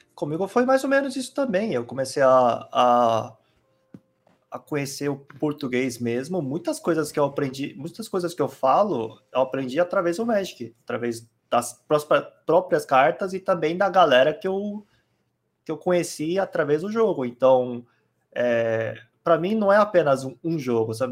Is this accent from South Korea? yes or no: yes; South Korea; Portuguese is a second language; now in Brazil; eu sou coreano mesmo, eu nasci lá e eu nasci num lugar que era interiorzão